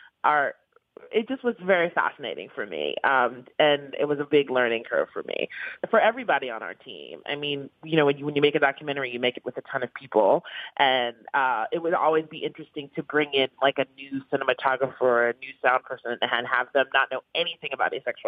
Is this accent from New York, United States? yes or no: yes; New York City, New York, United States; I grew up in the East Village